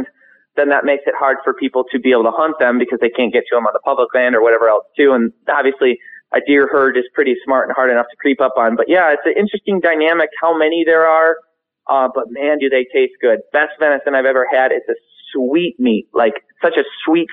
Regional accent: Michigan, United States; we're from Michigan

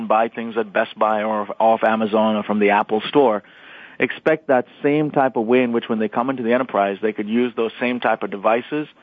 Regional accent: India; moved away as an adult; now in United States; I grew up in India. I spent 18 years there. I now live in the U.S.

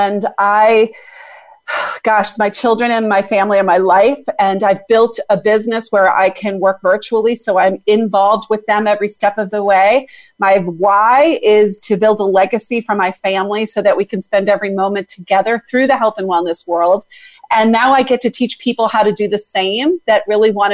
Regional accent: Boston, Massachusetts, United States; I am from Boston, Massachusetts.

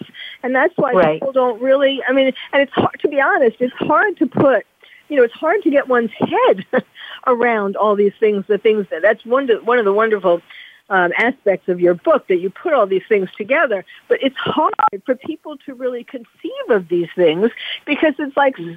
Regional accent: New York City, New York, United States; also born or lived in Lake Mahopac, New York; I'm from New York, New York City, but I also live there

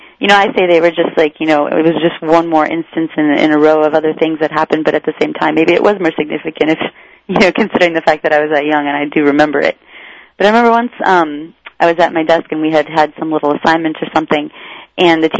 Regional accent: Iowa, United States; growing up in Iowa in a rural area

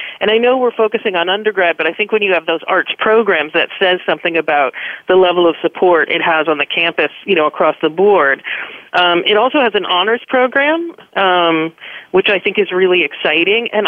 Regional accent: California, United States; growing up in California, the two UCs that I applied to were UC Berkeley and UC Santa Cruz

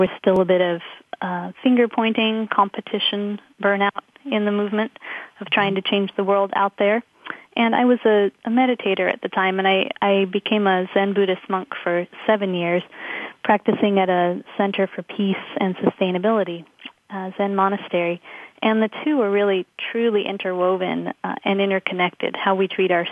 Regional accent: Los Angeles, California, United States; moved away as an adult; I grew up in Los Angeles, but I left at a very young age after high school

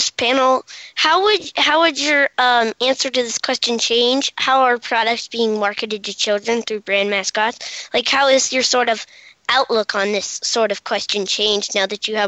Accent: Washington, District of Columbia, United States

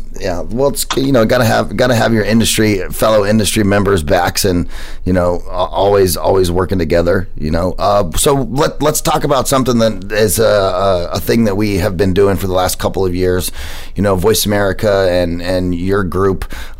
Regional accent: United States; I'm American.

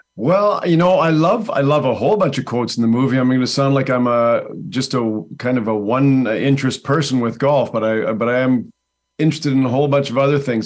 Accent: Langley, British Columbia, Canada; I'm from Langley, B C, Canada

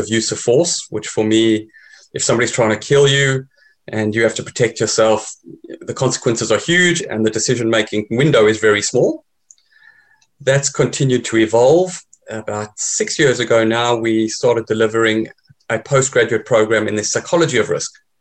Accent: South Africa; moved away; I'm originally South African.

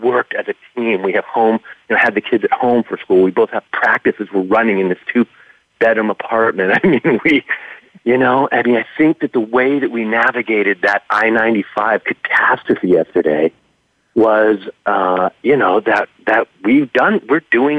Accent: California, United States; now in New York, United States; I'm from California originally

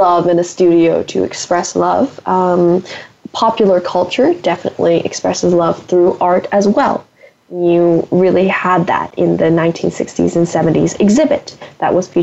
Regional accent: San Francisco Bay Area, California, United States; I'm from the San Francisco Bay Area, and there are a lot of great art museums here

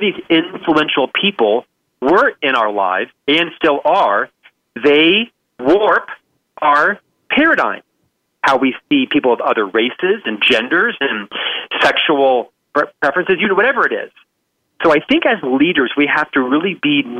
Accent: Orlando, Florida, United States; I was raised in the East Coast. I'm from Orlando, Florida, middle-class parents

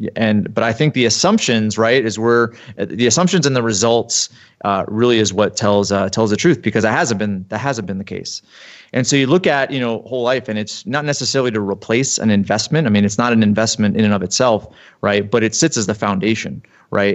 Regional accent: East Coast, United States; moved away as an adult; now in Utah, United States; I grew up on the East Coast and played hockey in college for a few years

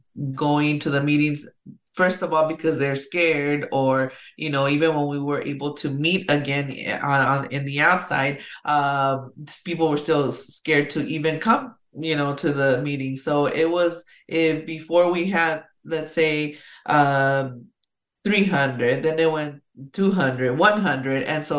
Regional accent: California, United States; now in Las Vegas, United States; And Vegas, when I moved here from California, you know, I heard people complain and say, oh, there's traffic. And I'm like, wait a minute, I'm from California.

